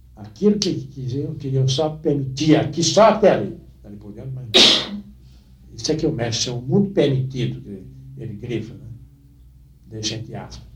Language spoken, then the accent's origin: Portuguese; Northeast Brazil, Brazil; moved away; o lugar onde nasci era uma cidade, e é ainda, uma das grandes cidades do Nordeste, ou talvez a maior do interior do Nordeste brasileiro